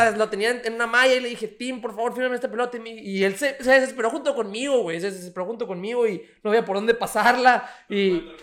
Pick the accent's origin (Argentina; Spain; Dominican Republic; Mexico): Dominican Republic; Y dice, señor, me dijo, ¿hablas español? Y le dije, sí, ah, es que soy dominicana.